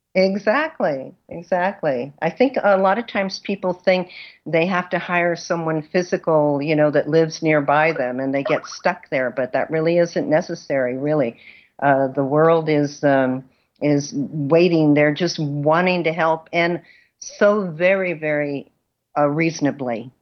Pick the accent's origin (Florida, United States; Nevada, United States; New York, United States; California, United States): California, United States; Los Angeles; moved away; also born or lived in Mexico; I was born in California, in Los Angeles, but my family is originally from Mexico. And so I grew up bilingual, which was, uh, in East Los Angeles